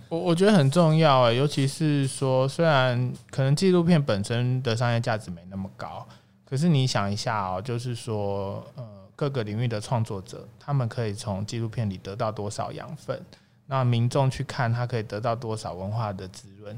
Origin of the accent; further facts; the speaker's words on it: Taiwan; 我们是台湾人嘛，我们当然是用台湾的角度、台湾的视角去策划这个影展